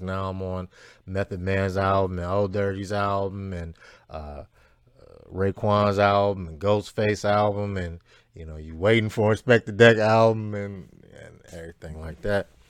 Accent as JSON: {"language": "English", "town": "Cleveland", "region": "Ohio", "country": "United States", "said": "I'm from Cleveland"}